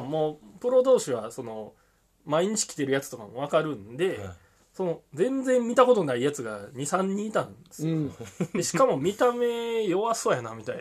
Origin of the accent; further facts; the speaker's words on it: Kansai, Japan; 関西人なんで